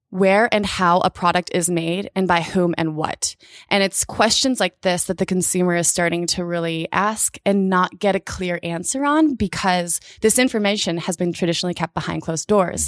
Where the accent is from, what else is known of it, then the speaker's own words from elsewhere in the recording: Indiana, United States; now in Portland, United States; I grew up in Indiana.